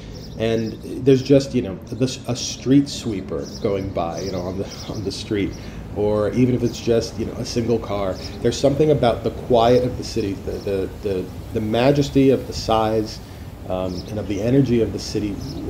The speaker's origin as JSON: {"language": "English", "region": "South Florida", "country": "United States", "tie": "born or raised there", "also_born_or_lived": "California", "moved": "yes", "lives_now": "New York, United States", "said": "I grew up in South Florida"}